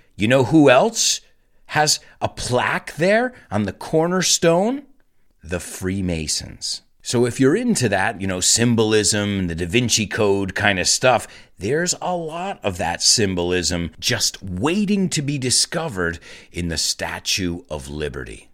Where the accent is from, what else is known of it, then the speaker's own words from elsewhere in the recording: New York City, New York, United States; as a New Yorker